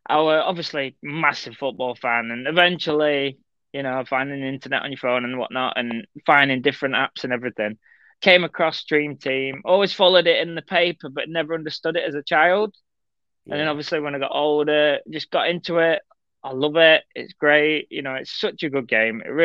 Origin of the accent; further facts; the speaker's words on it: Skegness, East Midlands, United Kingdom; I'm originally from Skeggy.